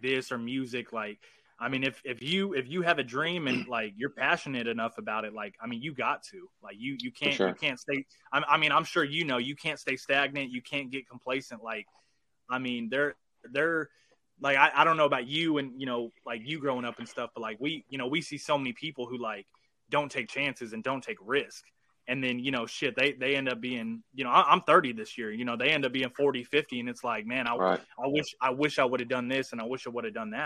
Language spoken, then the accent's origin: English; Arkansas, United States; also born or lived in Torrance, California; I was born in California, but I was raised in Arkansas